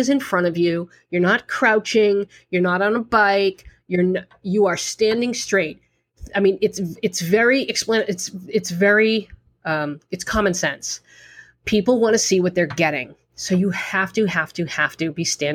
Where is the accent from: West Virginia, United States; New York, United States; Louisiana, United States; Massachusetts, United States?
Massachusetts, United States; Boston; accent: Boston; my Boston accent